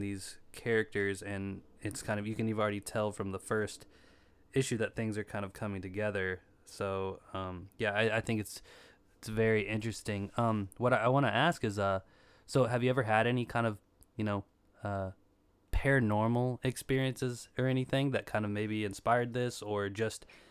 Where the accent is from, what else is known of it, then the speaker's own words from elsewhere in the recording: Eastern Kentucky, United States; I'm kind of Midwest myself, Eastern Kentucky